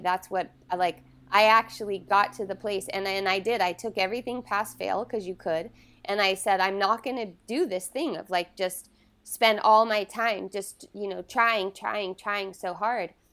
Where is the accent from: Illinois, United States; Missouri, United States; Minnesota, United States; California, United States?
California, United States; Southern; I was born in Northern California, and I was raised in Southern California